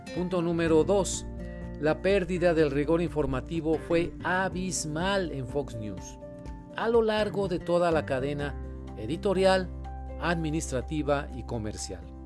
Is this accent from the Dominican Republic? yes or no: no; Monterrey, Nuevo León, Mexico; Yo soy periodista de Monterrey, México.